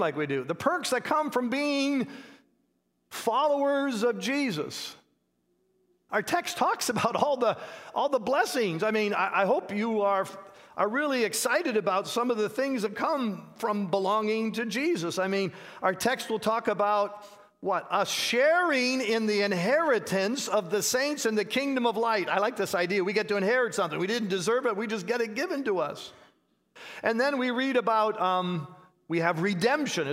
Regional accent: Canada; now in United States; I grew up in Canada, and my wife and I are American citizens now

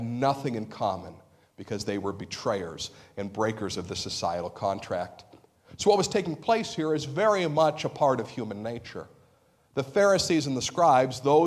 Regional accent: United States; We're American Christians.

